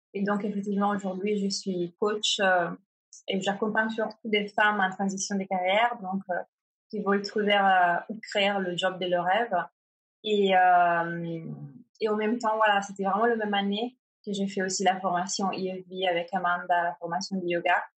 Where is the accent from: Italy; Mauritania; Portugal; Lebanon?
Italy; French is a second language; moved away as an adult; also born or lived in Milan, Italy; now in Paris, France; je suis italienne